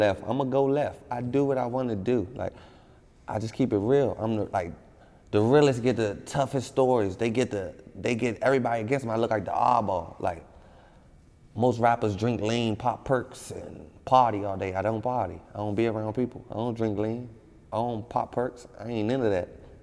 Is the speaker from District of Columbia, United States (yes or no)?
yes; Washington, District of Columbia, United States; I'm from D.C. I'm from Southeast. When it comes to Washington, D.C., I'm from the toughest part. Like, it's no tougher. It's no grimier. You ain't grow up no realer